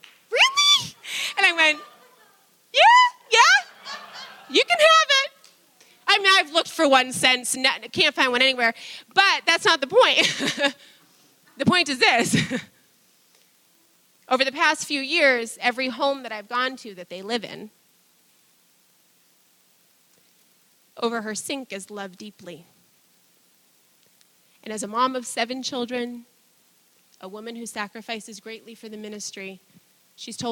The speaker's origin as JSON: {"language": "English", "country": "United States", "tie": "born or raised there", "said": "most of us growing up in the American system"}